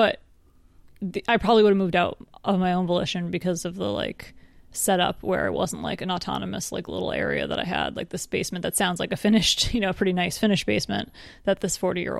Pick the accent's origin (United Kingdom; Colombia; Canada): United Kingdom; England; I'm also from England.